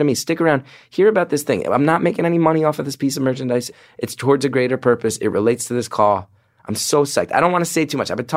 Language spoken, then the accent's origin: English; New Jersey, United States; Jersey, my hometown.